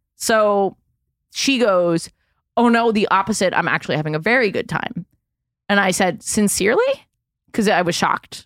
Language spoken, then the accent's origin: English; New York City, New York, United States; I'm from Manhattan